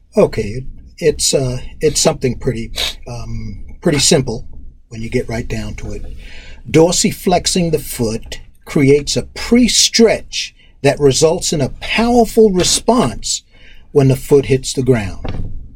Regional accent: Roosevelt, New York, United States; born or raised there; also born or lived in Harlem, New York City / Queens, New York

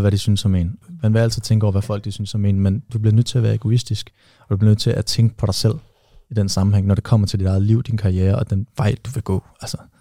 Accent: Aarhus, Central Denmark Region, Denmark; moved away; mine venner derhjemme i Aarhus, hvor jeg kommer fra

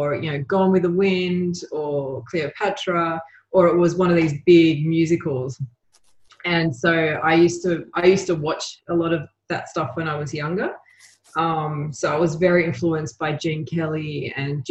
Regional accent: Australia; also born or lived in Uruguay; I was born in Australia, but I went back to Uruguay when I was like three.

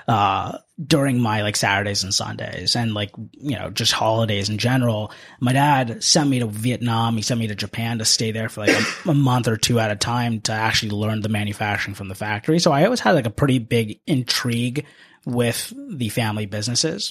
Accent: Washington, District of Columbia, United States; also born or lived in India / Tempe, Arizona; I am not originally from the DC area, although I've lived here my entire life. I grew up in this area, but I was born in India

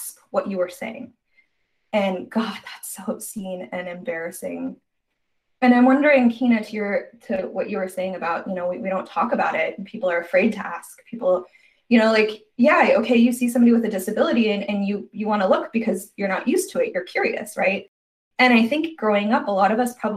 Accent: Arizona, United States; I was raised in Arizona

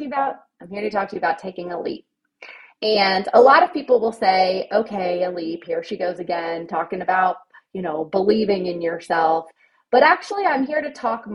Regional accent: Ohio, United States; moved away as an adult; also born or lived in Virginia; now in Nashville, United States; when I went to college, I'm from Ohio. Everybody goes to Ohio University

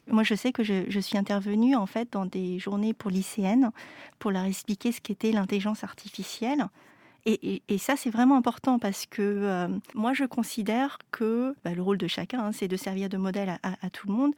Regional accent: France; moved away as an adult; also born or lived in Vancouver; je suis née en France de parents en fait qui sont venus avec la guerre

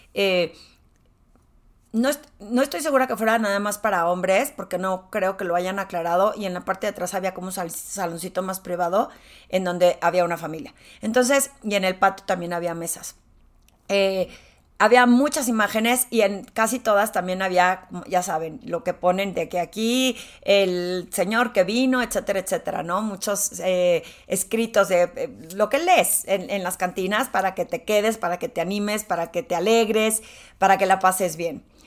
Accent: Torreón, Coahuila, Mexico; moved away as an adult; now in Mexico City, Mexico; Aunque nací en la Ciudad de México, eh, yo digo que soy de Torreón porque viví ahí toda mi infancia y me salí cuando me gradué de la carrera para venirme a trabajar a la Ciudad de México

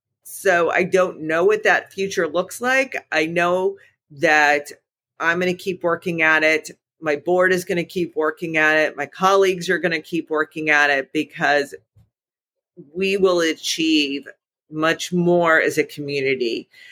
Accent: Birmingham, Alabama, United States; now in Dayton, United States; I came from Birmingham, Alabama. It is very, the conversation around race in Birmingham is very different than it is in Dayton, Ohio.

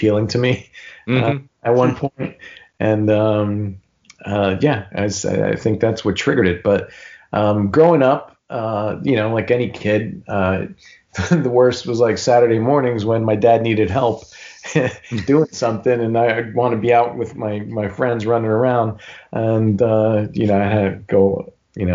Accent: Newark, New Jersey, United States; He and my uncle owned a pretty popular restaurant where we grew up in Newark

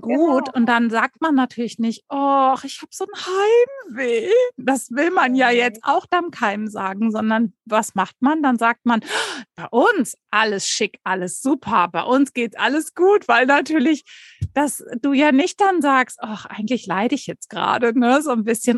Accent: Sauerland, North Rhine-Westphalia, Germany; moved away; Ich komme aus einem ganz kleinen Ort im Sauerland

